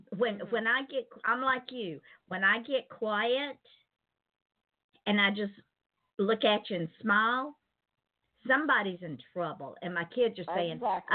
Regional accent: East Point, Georgia, United States; moved away as an adult; also born or lived in Atlanta, Georgia / Jackson County, Georgia; I was born in Atlanta, and I was raised in East Point.

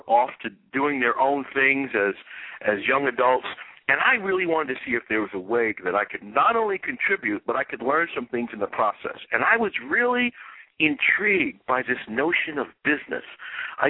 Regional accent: New York City, New York, United States; I'm from Brooklyn, New York

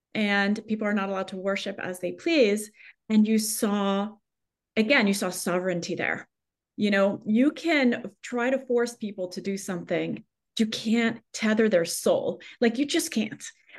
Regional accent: Paris, Île-de-France, France; English is a second language; Well, I grew up in Paris, which sounds glamorous, but actually the culture on the streets is a more negative, at least when I grew up there.

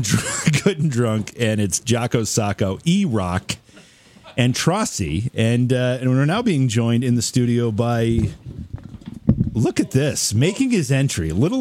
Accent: Oneonta, New York, United States; I grew up in Oneonta

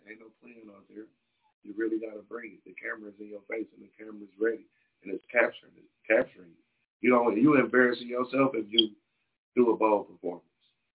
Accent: Detroit, Michigan, United States; I'm from Detroit.

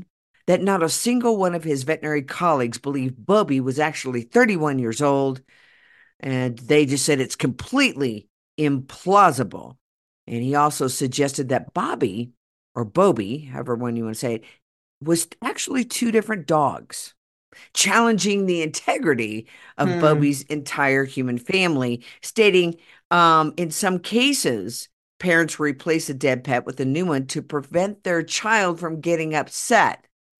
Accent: Oklahoma, United States; moved away; I grew up in Oklahoma

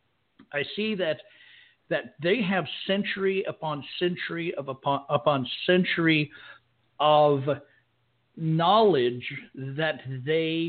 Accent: United States; now in Germany; I'm from the United States.

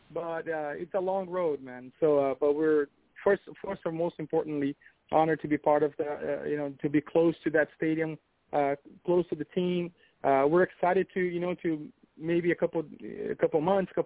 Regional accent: Brazil; now in South Florida, United States; We're all from Brazil

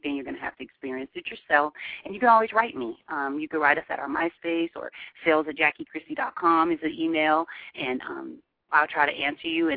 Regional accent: Seattle, Washington, United States; I'm from Seattle, and the way I grew up

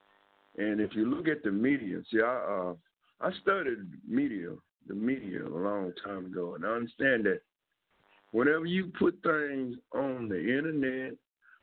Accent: Dallas, Texas, United States; I grew up in South Dallas. I know half the kids and half the kids' parents, and I went to school in South Dallas.

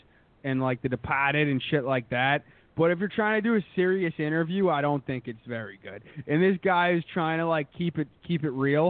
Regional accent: Boston, Massachusetts, United States; accent: Boston; I like lived in Boston when I was little, and then I moved to the Jewy suburbs, and everybody used to rip on my Boston accent because they all didn't have one because they're all like Jews. And then now I'm back in fucking pretty much Boston

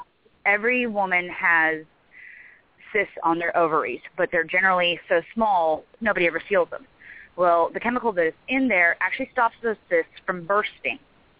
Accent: Southern California, United States; I grew up in Southern California.

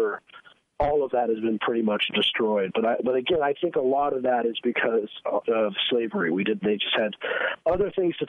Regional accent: Colorado, United States; I'm from Colorado

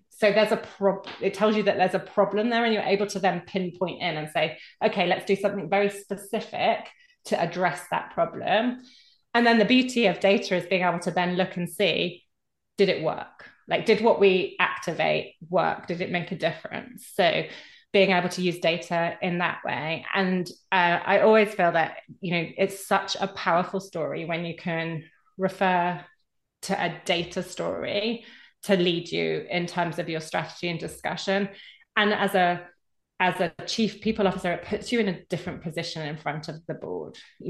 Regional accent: United Kingdom; So particularly can say that being a Brit, but you're not an island

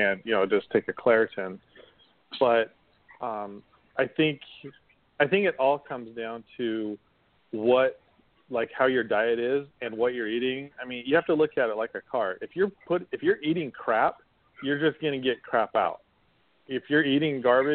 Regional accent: Utah, United States; also born or lived in Las Vegas, Nevada / Portsmouth, Virginia / Washington, D.C.; now in Jacksonville, United States; I used to have hay fever really bad when growing up in Utah

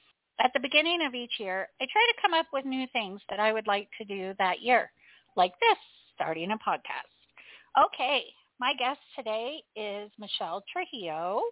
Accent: Indiana, United States; now in Colorado, United States; I am originally from Indiana.

